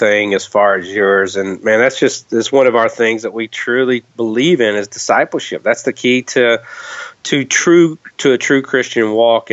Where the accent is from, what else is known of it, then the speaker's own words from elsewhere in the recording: Kentucky, United States; I grew up in Kentucky, and you know, it's kind of the Bible Belt